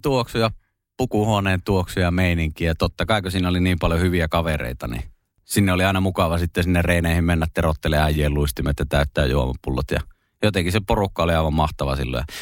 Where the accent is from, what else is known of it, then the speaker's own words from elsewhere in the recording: Kemi, Lapland, Finland; moved away; also born or lived in Espoo / Kirkkonummi; Ja onneksi sitten muuttivatkin takaisin kemiin ja mäkin sitten kaksivuotiaana sinne näin. Ja pidän kyllä itseäni niin ihan täysverisenä kemiläisenä